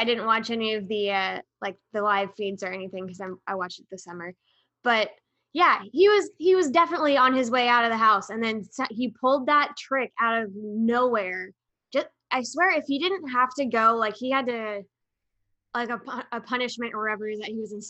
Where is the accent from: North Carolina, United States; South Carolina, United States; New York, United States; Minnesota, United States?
Minnesota, United States; I'm from Minnesota.